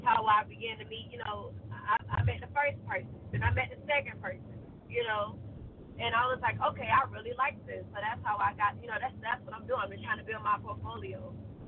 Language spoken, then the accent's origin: English; Georgia, United States; I'm from Georgia. I'm from the South.